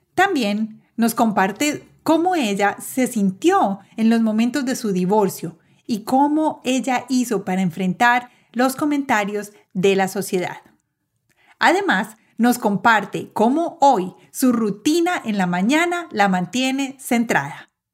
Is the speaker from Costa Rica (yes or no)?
no; Medellín, Antioquia, Colombia; moved away as an adult; now in United States; yo también soy de Medellín, pero cuando me mudé a vivir a los Estados Unidos hace 11 años